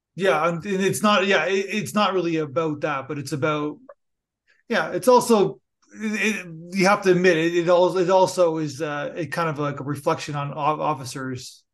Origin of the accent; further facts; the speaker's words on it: Canada; I'm a Canadian